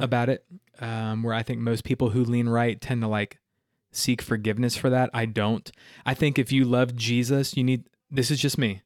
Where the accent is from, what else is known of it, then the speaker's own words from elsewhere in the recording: Simpsonville, South Carolina, United States; also born or lived in Miami, Florida; Greenville, you know, like I was saying, it's, it's all I've ever known. So to do ministry in my hometown